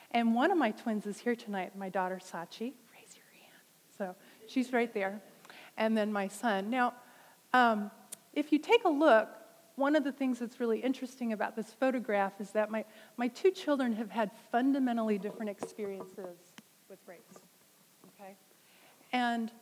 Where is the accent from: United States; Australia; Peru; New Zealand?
United States; Northern California; We grew up in Northern California